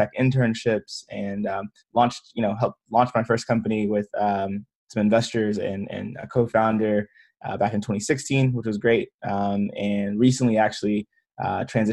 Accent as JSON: {"language": "English", "town": "Memphis", "region": "Tennessee", "country": "United States", "tie": "born or raised there", "also_born_or_lived": "Atlanta", "moved": "yes", "said": "born and raised in Memphis, Tennessee, went to school in Atlanta"}